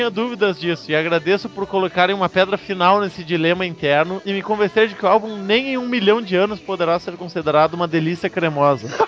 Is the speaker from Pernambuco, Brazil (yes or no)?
yes; Frei Miguelinho, Pernambuco, Brazil; sou de Frei Miguelino, Pernambuco.